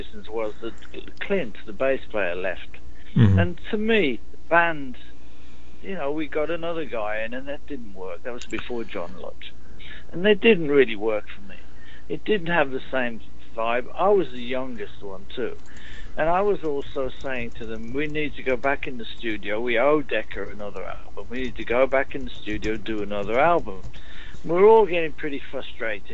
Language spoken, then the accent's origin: English; Birmingham, West Midlands, United Kingdom; moved away; also born or lived in London; in Birmingham, my hometown.